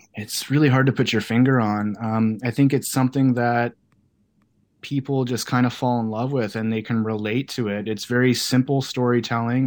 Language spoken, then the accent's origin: English; Canada; being a kid from Canada